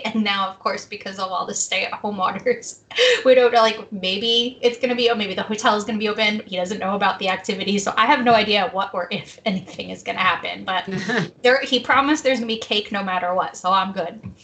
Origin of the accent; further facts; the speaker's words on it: New Jersey, United States; moved away; My hometown in New Jersey